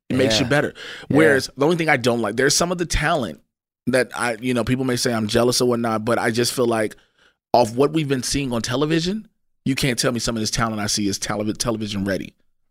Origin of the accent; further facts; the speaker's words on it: Chicago, Illinois, United States; I remember as a kid, growing up on the South Side of Chicago, bro